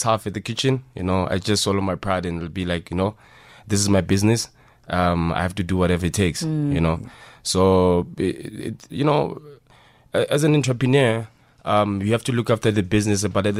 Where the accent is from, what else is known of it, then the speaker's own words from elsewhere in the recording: Rustenburg, North West, South Africa; we're from Rustenburg, in the dusty street of Rustenburg, which is, there are not a lot of things that are happening there, you know.